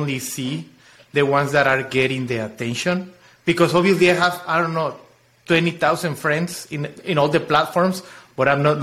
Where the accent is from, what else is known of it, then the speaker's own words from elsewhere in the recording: Chiapas, Mexico; English is a second language; moved away as an adult; also born or lived in Mexico City; now in Austin, United States; But I am from the south. From Mexico, I am from Chiapas